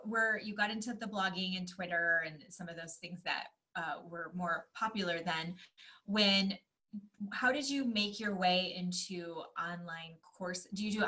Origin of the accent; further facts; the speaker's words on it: Michigan, United States; I grew up in Michigan. You're on time.